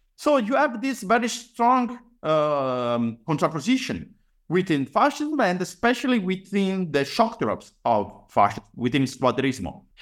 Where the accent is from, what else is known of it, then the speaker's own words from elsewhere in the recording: Padua, Veneto, Italy; I was born and raised, uh, in Padua, actually in the outskirts